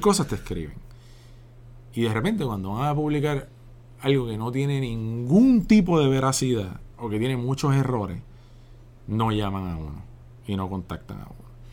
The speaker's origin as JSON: {"language": "Spanish", "country": "Puerto Rico", "tie": "born or raised there", "said": "soy un puertorriqueño que se crió en el barrio Pájaro"}